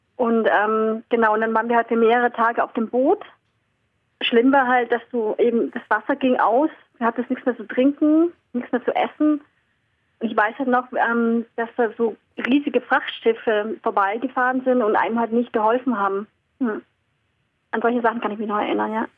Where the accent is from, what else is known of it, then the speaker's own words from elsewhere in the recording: Starnberg, Bavaria, Germany; also born or lived in Vietnam; weil ich eben hier groß geworden bin in Deutschland, mich hier eingelebt habe, deutsche Freunde hatte, deutsche Eltern hatte